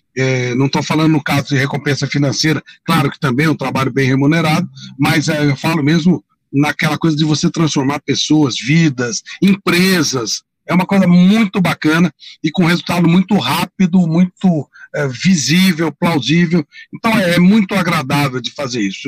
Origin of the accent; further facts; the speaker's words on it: São Paulo, Brazil; Eu sou daqui do bairro da Penha, né, da periferia